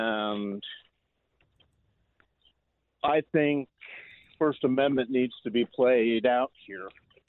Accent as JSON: {"language": "English", "region": "California", "country": "United States", "tie": "born or raised there", "said": "Well, I grew up in California, but my grandparents and my mom were denizens of the next town east, Abilene."}